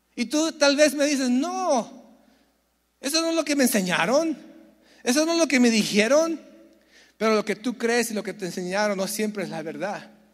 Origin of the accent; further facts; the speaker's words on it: San Diego, California, United States; Yo nací en San Diego